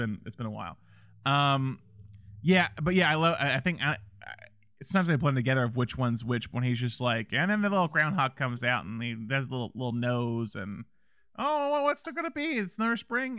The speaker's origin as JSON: {"language": "English", "region": "the South", "country": "United States", "said": "as a Southerner"}